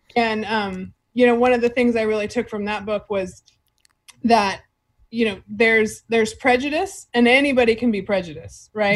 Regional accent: Fresno, California, United States; I'm from Fresno.

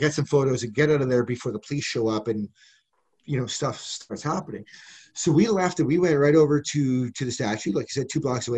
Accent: Western Canada, Canada; moved away as an adult; also born or lived in Ostrog, Ukraine / Lviv, Ukraine / Saskatoon, Saskatchewan / Alberta; now in Kyiv, Ukraine; I came from Western Canada.

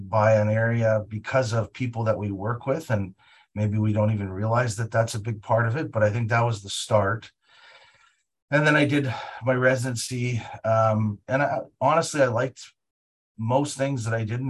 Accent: Winnipeg, Manitoba, Canada; moved away as an adult; also born or lived in Toronto; now in Calgary, Canada; I was born in Winnipeg, Manitoba, and I grew up in Winnipeg

